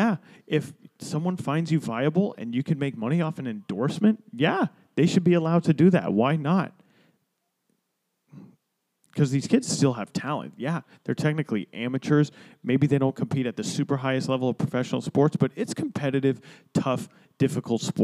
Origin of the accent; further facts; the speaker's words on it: Florida, United States; Florida, my home state